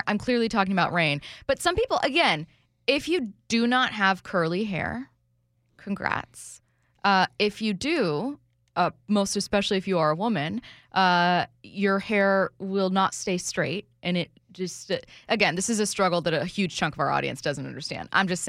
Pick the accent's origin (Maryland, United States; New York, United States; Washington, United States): Washington, United States; SeaTac; I am from Washington. Shout out SeaTac, Washington, my hometown.